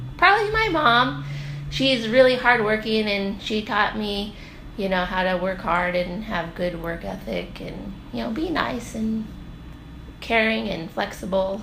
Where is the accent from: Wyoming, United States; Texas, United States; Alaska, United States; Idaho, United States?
Alaska, United States; North Pole; I'm from North Pole, but my family is from Deering